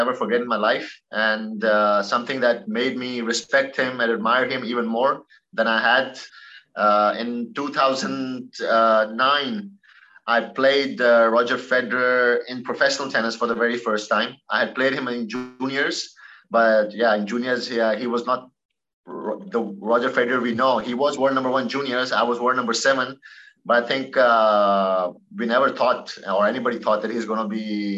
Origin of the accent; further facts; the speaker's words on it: Pakistan; being a Pakistani and a tennis player